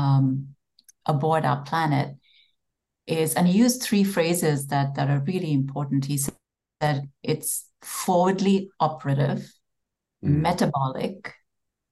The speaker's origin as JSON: {"language": "English", "country": "India", "tie": "born or raised there", "moved": "as an adult", "said": "So I grew up in India"}